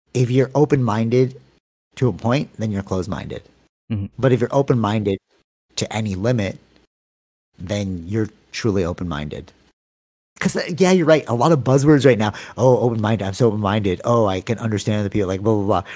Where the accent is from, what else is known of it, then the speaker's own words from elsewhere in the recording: Canada; I'm from Canada